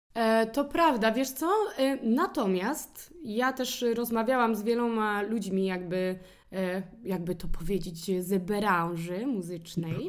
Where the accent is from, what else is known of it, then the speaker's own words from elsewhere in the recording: Poland; accent: Polish; nasz akcent jest tak fajny